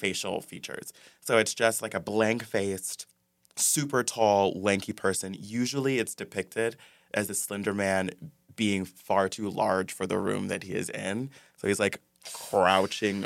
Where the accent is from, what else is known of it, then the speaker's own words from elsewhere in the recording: Ypsilanti, Michigan, United States; moved away; I grew up in Michigan, Hicktown, Michigan